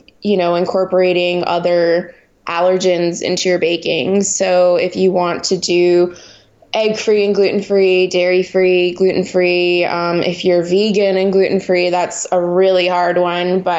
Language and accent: English; Montreal, Quebec, Canada; moved away as an adult; now in United States; I grew up in Montreal, which is French Canada.